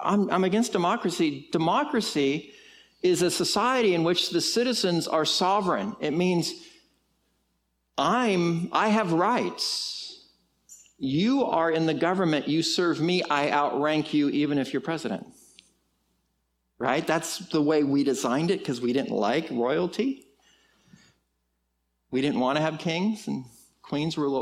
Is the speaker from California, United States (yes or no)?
yes; California, United States; now in Texas, United States; I am from California.